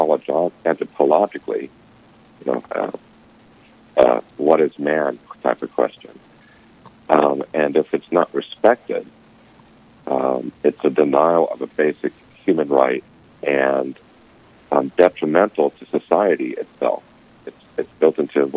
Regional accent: California, United States; moved away as an adult; now in North Dakota, United States; I'm originally from California

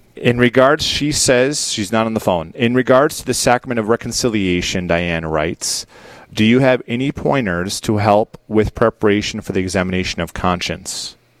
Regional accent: Dickinson, North Dakota, United States; the Queen City, my hometown

